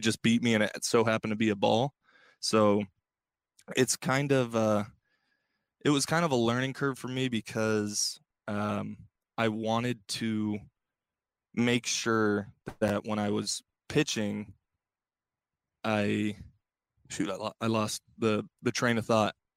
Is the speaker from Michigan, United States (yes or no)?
no; Bay Area, California, United States; growing up in the Bay Area and, and, you know, growing up an A's fan